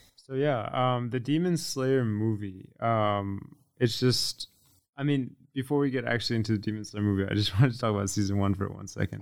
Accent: Connecticut, United States; also born or lived in Florida; I'm from Connecticut, um, even though I lived in Florida

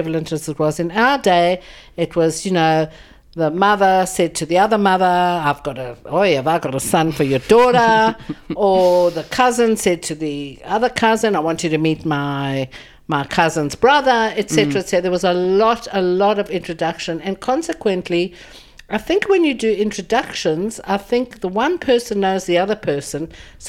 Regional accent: Johannesburg, Gauteng, South Africa; I'm originally from South Africa, from Johannesburg. I was born 64 years ago to fabulous parents

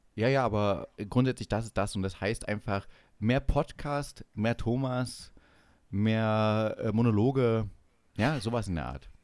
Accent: East Germany, Germany; als Ossi

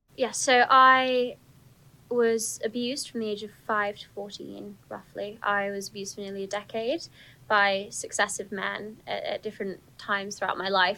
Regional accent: Telford, West Midlands, United Kingdom; I grew up in Telford

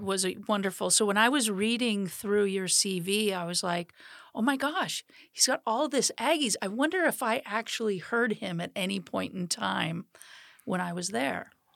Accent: Sandpoint, Idaho, United States; moved away; I grew up in Sand Point

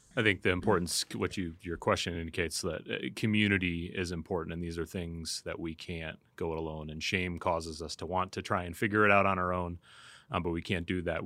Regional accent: United States; as American Christians

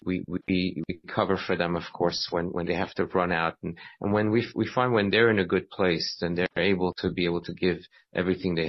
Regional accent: Iran; also born or lived in Nassau County, New York; now in Boca Raton, United States; I was born in Iran, and Baruch Hashem, I had a chance to end up in yeshiva

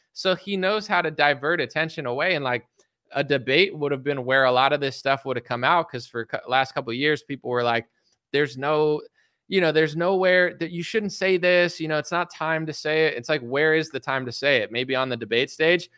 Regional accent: United States; I'm an American citizen

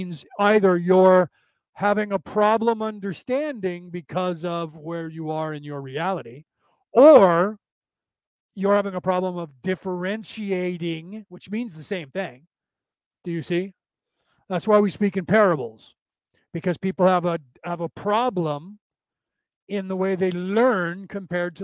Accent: Walnut Creek, California, United States; accent: Southern drawl; I was born in Walnut Creek

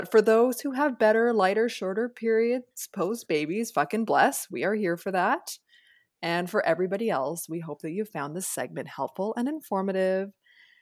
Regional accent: Jamaica; As a Jamaican person

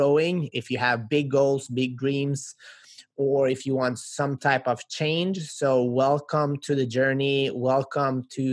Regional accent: Sweden; now in United States; I grew up in Sweden to immigrant parents

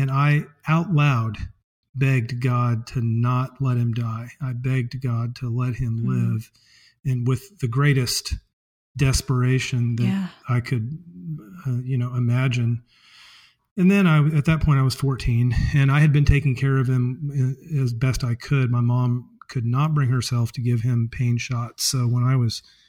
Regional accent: Springfield, Missouri, United States; I was raised in the Episcopal Church, and in fact, that church is a block from where I am right now, my chocolate factory

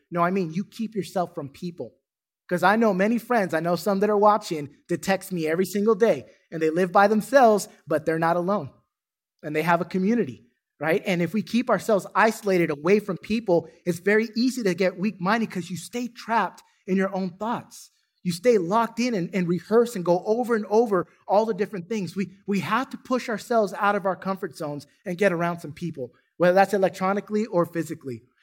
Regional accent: California, United States; now in Duncanville, United States; I'm from California

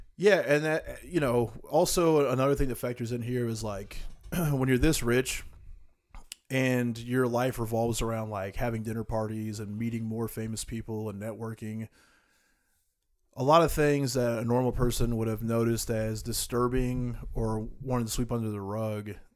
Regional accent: United States

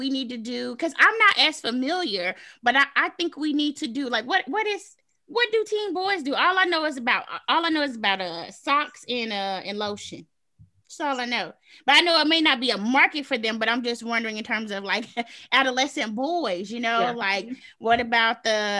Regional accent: the South, United States; I'm from the South

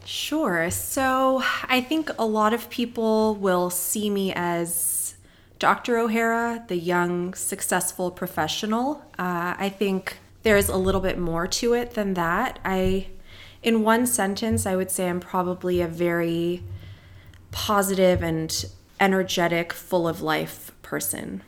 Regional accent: Palos Verdes, California, United States; I grew up in Palos Verdes, California

